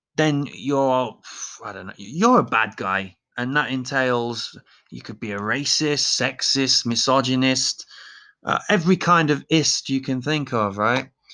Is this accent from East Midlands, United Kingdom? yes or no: yes; Leicester, East Midlands, United Kingdom; moved away; also born or lived in Dusseldorf; my hometown of Leicester